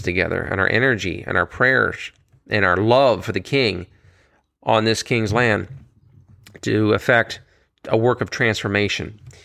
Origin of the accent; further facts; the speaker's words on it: United States; here in America, being an American